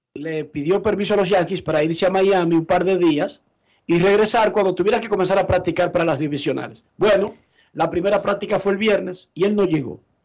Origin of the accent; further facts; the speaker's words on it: Dominican Republic; somos dominicanos